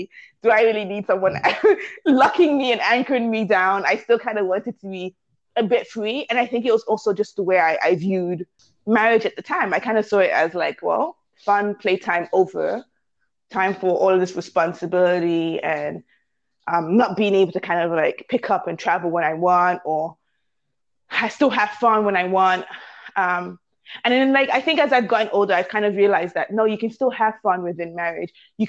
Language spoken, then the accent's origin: English; Canada; I'm very much Canadian.